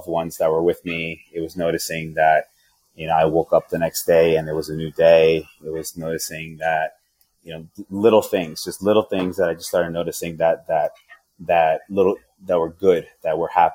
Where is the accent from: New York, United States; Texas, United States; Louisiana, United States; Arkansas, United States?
New York, United States; Yonkers; moved away; So I'm from Yonkers